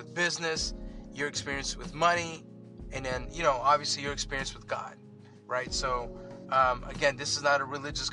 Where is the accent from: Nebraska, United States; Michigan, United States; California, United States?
California, United States; Los Angeles; I grew up in downtown